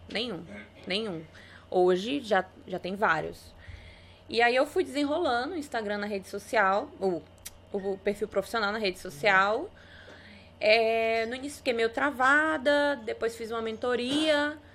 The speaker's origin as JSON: {"language": "Portuguese", "town": "Araguaína", "region": "Tocantins", "country": "Brazil", "said": "Eu sou de Araguaína, Tocantins, né? Prima do Thales. Somos de Araguaína."}